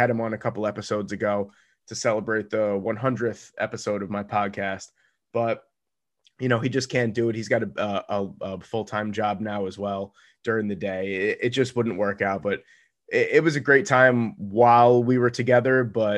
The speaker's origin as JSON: {"language": "English", "region": "New York", "country": "United States", "said": "But me being a New Yorker, we like stereotypically don't really like Los Angeles."}